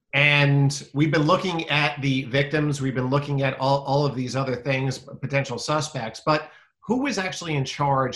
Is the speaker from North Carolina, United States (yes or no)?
no; Westbury, New York, United States; I'm from Westbury. I went to Clark High School